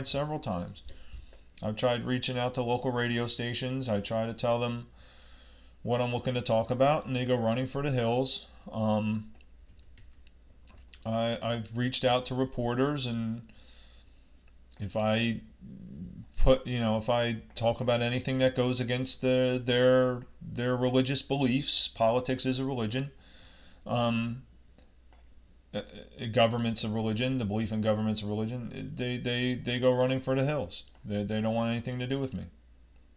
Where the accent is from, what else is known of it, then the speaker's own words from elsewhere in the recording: United States; I'm from America